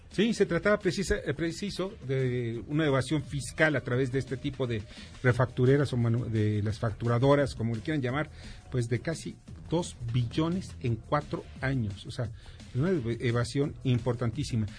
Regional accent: Mexico; los mexicanos

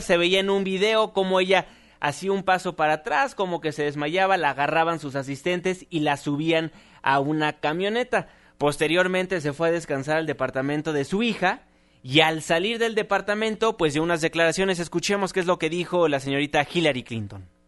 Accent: Mexico; como mexicanos

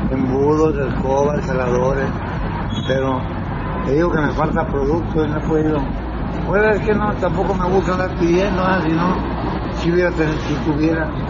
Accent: Mazatlán, Sinaloa, Mexico; now in Mexico City, Mexico; Yo, yo soy de Mazatlán. Yo tenía aquí mi papá en pero se murió y ya me quedé aquí.

